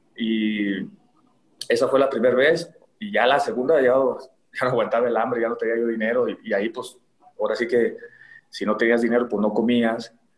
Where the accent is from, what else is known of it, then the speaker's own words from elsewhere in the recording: Tlaquepaque, Jalisco, Mexico; ahí de Tlaquepaque, yo crecí en Tlaquepaque